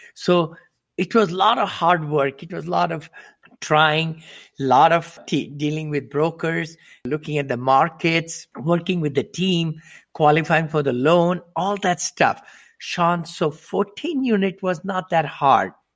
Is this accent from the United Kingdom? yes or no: no; India; moved away as an adult; also born or lived in Ohio, United States; now in Danville, United States; I'm from India originally. I came to this country with seven dollars in my pocket